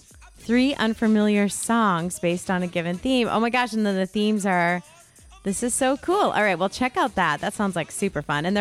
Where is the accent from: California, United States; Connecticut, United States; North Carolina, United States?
Connecticut, United States; Wethersfield; Yeah, I grew up in Old Wethersfield, Connecticut